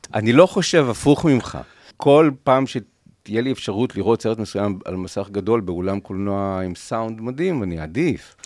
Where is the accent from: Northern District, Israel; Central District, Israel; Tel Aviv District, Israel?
Central District, Israel; Rishon LeZion; אנחנו מראשון